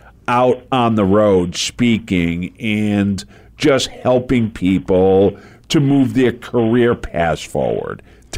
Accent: Rhode Island, United States; also born or lived in Las Vegas / Beverly Hills; now in Arizona, United States; Yeah, I grew up in Rhode Island, but I lived in Las Vegas for 6 years, Beverly Hills for a couple of years. I've now been on the West Coast longer than I grew up on the East Coast.

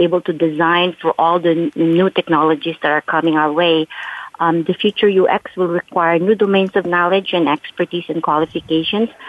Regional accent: California, United States; And because they know I'm from the Silicon Valley

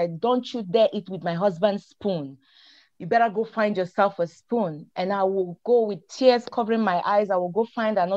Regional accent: Nigeria; moved away; I am originally from Nigeria, West Africa

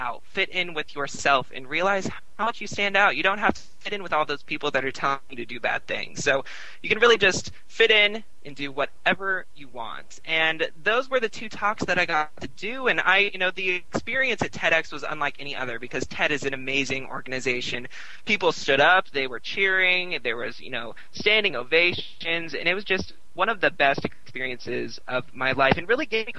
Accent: Nebraska, United States; now in Austin, United States; since I've done both of them in my home state

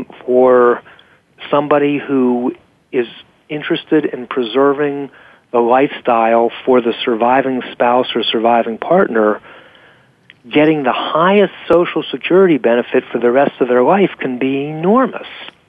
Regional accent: Pennsylvania, United States; And one of the reasons I was so jubilant when my home state of Pennsylvania just recognized same-sex marriages

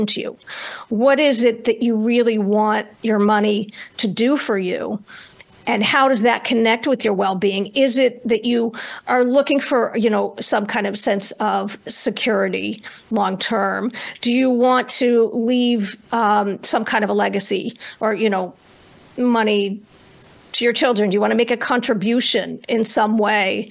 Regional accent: Northeast United States, United States; I grew up in the Northeast United States

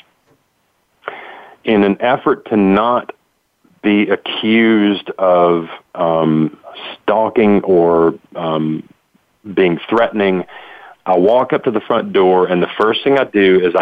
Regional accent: Tennessee, United States; born or raised there

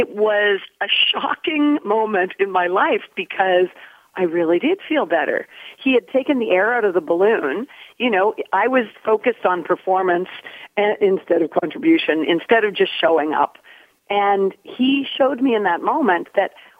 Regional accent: Nova Scotia, Canada; I was from Nova Scotia

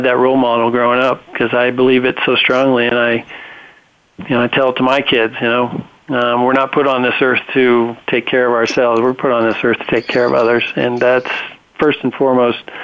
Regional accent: Reno, Nevada, United States; My whole family has grown up on ranches, cattle ranches in northern Nevada

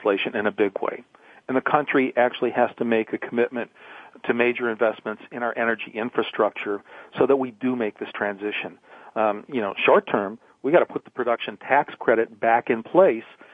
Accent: Detroit, Michigan, United States; moved away; also born or lived in Oregon; I grew up in Detroit.

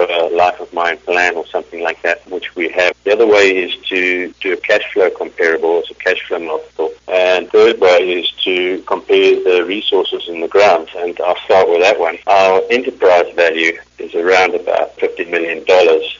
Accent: South Africa; moved away; I'm South African originally

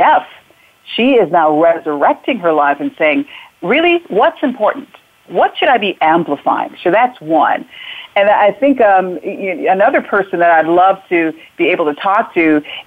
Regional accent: Hartford, Connecticut, United States; also born or lived in Jamaica; I grew up in Hartford, Connecticut

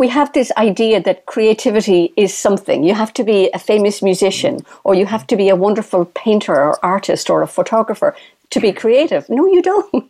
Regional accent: Ireland; when we're Irish

